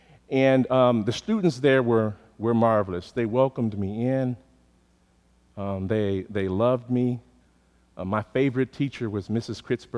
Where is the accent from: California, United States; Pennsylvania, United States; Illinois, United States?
Illinois, United States; Chicago; growing up on the West Side of Chicago.